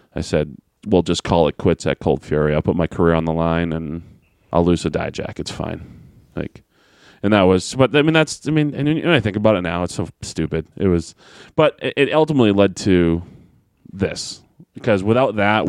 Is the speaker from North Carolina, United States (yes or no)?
no; Manchester, New Hampshire, United States; Manchester, New Hampshire, my hometown